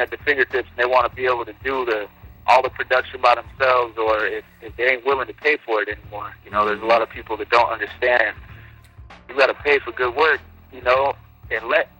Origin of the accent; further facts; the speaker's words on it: San Diego, California, United States; also born or lived in Hawaii; born and raised in San Diego